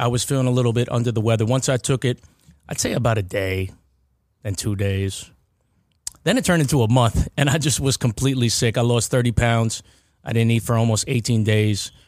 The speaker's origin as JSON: {"language": "English", "town": "Baldwin", "region": "New York", "country": "United States", "tie": "born or raised there", "said": "lived ninety degrees away from McDonald's growing up in Baldwin"}